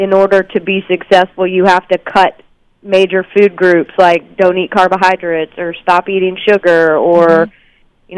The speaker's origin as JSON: {"language": "English", "region": "the South", "country": "United States", "tie": "born or raised there", "said": "I grew up in the South, too, and my mom made buttermilk biscuits every morning for breakfast"}